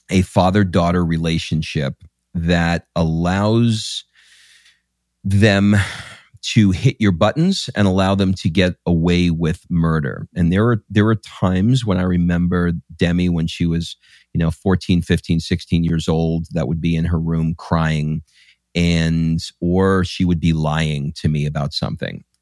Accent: New York, United States; I grew up in New mm. York

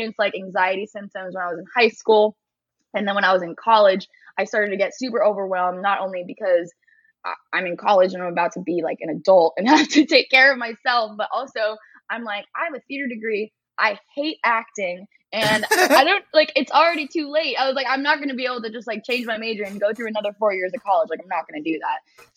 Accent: East Bay, San Francisco Bay Area, California, United States; moved away as an adult; also born or lived in San Diego; I was born and raised in the Bay Area, East Bay, San Francisco area.

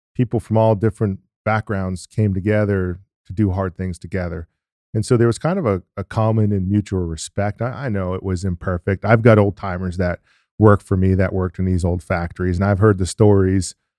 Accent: New England, United States; I'm from New England

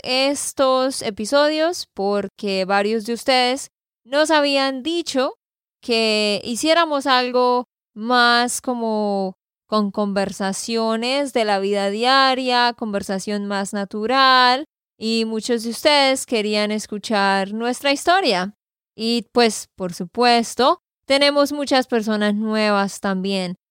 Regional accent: Santander, Colombia; de Santander, Colombia

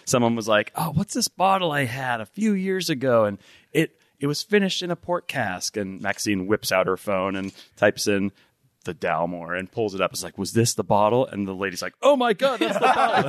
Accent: New Jersey, United States; moved away as an adult; now in Tacoma, United States; I'm originally from New Jersey.

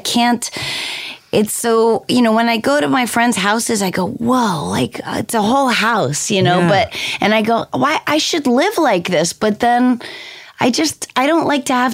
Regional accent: Bedford, New Hampshire, United States; moved away; also born or lived in Manchester, New Hampshire; when I was growing up in New Hampshire

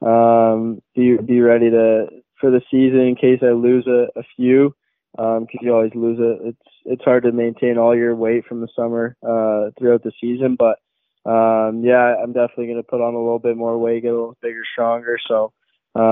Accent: Mississauga, Ontario, Canada; also born or lived in Oakville, Ontario; Grew up in Mississauga my whole life

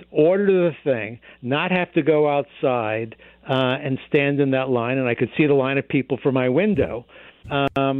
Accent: New York, United States; now in Boston, United States; I grew up in New York

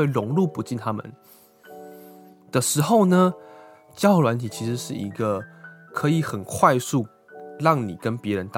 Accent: Taiwan; now in Tokyo, Japan; 就算我们台湾人来东京，

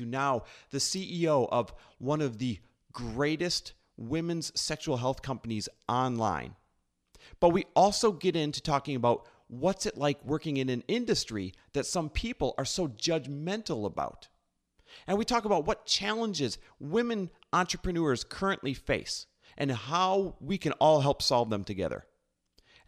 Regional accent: Wisconsin, United States; I grew up in the Midwest as well, Wisconsin

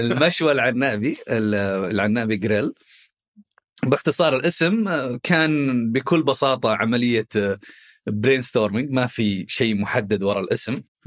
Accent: Khobar, Eastern Province, Saudi Arabia; احنا من اهل الشرقيه اول شيء انا من آه، مواليد وسكان الخبر

